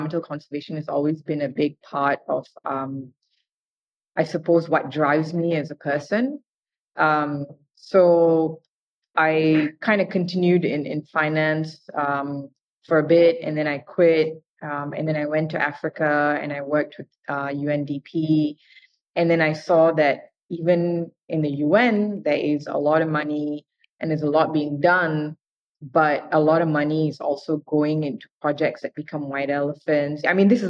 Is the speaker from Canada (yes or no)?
no; Malaysia; moved away as an adult; I'm Indian, but I grew up in Malaysia